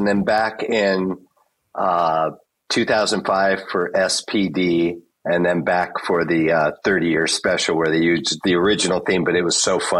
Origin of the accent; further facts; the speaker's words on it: Los Angeles, California, United States; I grew up in the San Fernando Valley, just outside of Los Angeles.